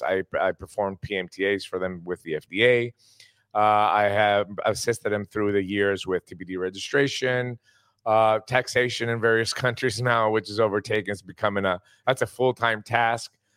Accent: Greece; also born or lived in Tennessee, United States; Greece, which is my home country

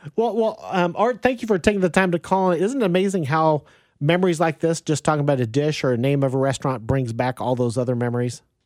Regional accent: Wichita, Kansas, United States; moved away; I grew up in Wichita, Kansas

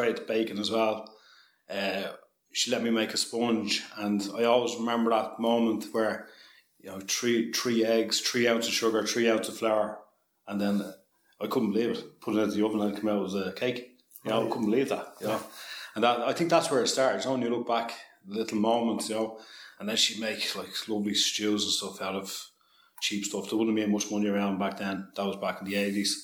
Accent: Balbriggan, Leinster, Ireland; I'm from Balbriggan originally

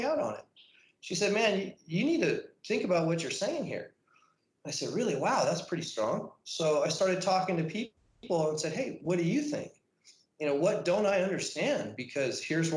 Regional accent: National City, California, United States; also born or lived in Chula Vista; I'm from National City. Was born there at Paradise Valley Hospital. Went to grade school, middle school, and high school there

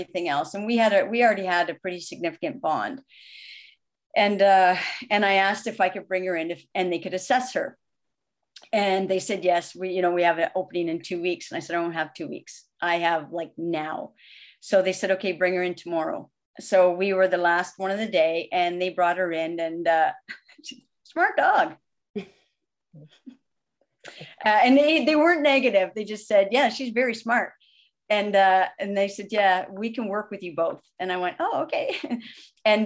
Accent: Canada; I'm Canadian

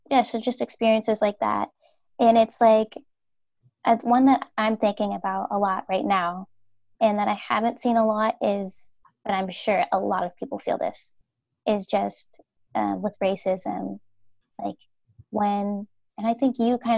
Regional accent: Minnesota, United States; so I spent over half of my life here, growing up in Minnesota and not in the Twin Cities, which is the Minneapolis St. Paul area, um, but um, a little bit west of there, so in the country.

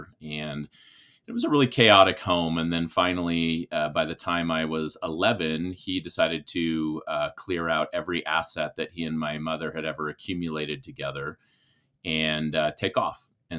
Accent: Bay Area, California, United States; I grew up in the Bay Area, California.

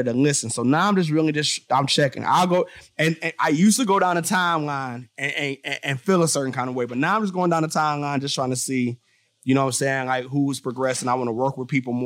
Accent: Detroit, Michigan, United States; moved away as an adult; now in Arizona, United States; I'm from Detroit

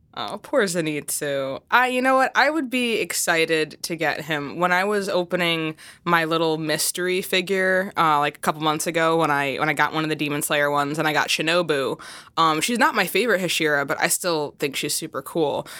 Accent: Chicago, Illinois, United States; first language English; I'm from the Chicagoland area

